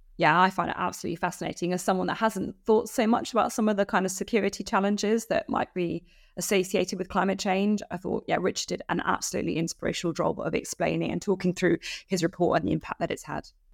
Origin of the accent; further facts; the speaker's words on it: United Kingdom; as a British citizen